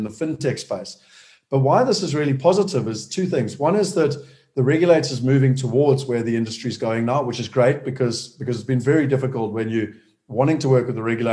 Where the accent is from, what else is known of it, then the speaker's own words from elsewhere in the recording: Durban, KwaZulu-Natal, South Africa; moved away as an adult; also born or lived in London; I was born in Durban, so I'm a South African